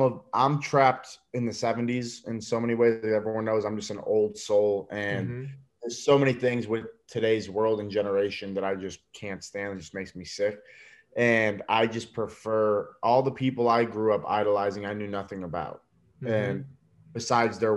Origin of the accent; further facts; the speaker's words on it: New York, United States; I'm Italian from New York